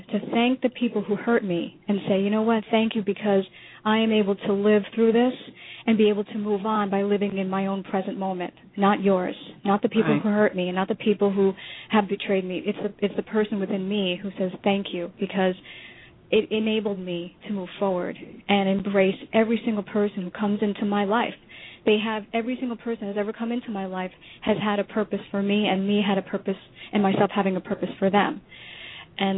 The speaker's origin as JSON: {"language": "English", "region": "New York", "country": "United States", "tie": "born or raised there", "moved": "as an adult", "lives_now": "Florida, United States", "said": "the journey that he and I both had separately growing up in New York"}